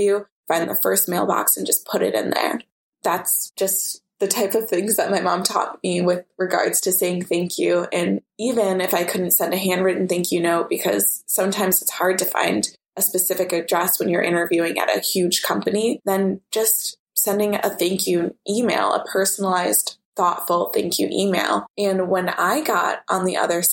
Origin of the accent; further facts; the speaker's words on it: Oak Park, Illinois, United States; my mom and I grew up in Oak Park, which is known for having a lot of Frank Lloyd Wright houses